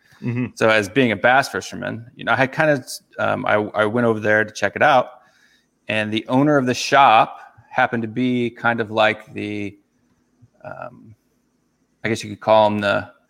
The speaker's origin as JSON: {"language": "English", "region": "Missouri", "country": "United States", "tie": "born or raised there", "also_born_or_lived": "Kansas City / St. Louis", "said": "I'm from Missouri."}